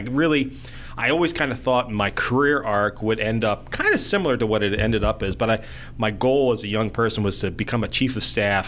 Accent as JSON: {"language": "English", "town": "Clayton", "region": "New Jersey", "country": "United States", "tie": "born or raised there", "said": "Glassboro, New Jersey, which was one town over from where I grew up in Clayton"}